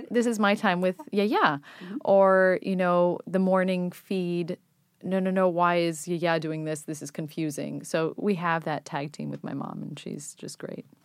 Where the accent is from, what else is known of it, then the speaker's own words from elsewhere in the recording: Athens, Attica, Greece; moved away as an adult; also born or lived in New York, United States / England; now in United States; I was born in New York, but I grew up in Greece, in, in Athens, Greece, and I went to college in England